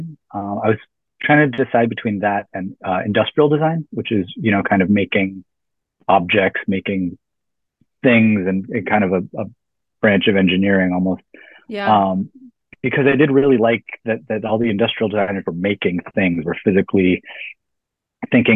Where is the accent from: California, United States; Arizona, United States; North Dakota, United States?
Arizona, United States; Tucson; now in Brooklyn, United States; I'm originally from Tucson, Arizona in the Southwest, about 45 minutes from the Mexico border